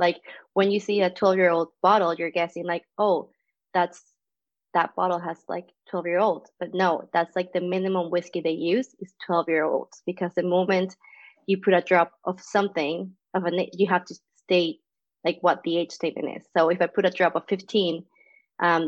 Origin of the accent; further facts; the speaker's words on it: Venezuela; moved away as an adult; also born or lived in Colombia; now in Canada; As you know for the accent, I'm not from Canada either. I'm from Venezuela.